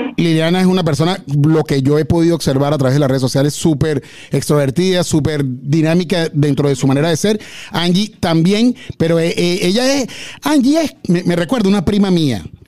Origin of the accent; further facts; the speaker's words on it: Venezuela; yo soy venezolano o somos venezolanos